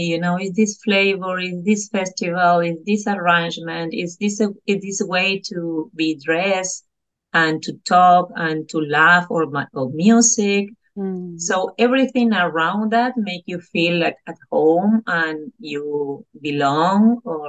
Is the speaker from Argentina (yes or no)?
yes; Argentina; first language Spanish; English is a second language; moved away as an adult; also born or lived in England; now in Brazil; I was born and I was growing in Argentina. We speak Spanish there. And then I came to Brazil to make a 2 years course, a master's degree.